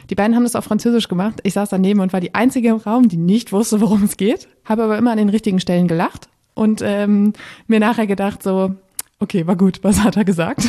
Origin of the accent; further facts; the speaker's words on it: Münsterland, North Rhine-Westphalia, Germany; moved away as an adult; also born or lived in Bremen; now in Berlin, Germany; ich bin im Münsterland aufgewachsen, ähm, in einem ja, kleinen Städtchen, Dörfchen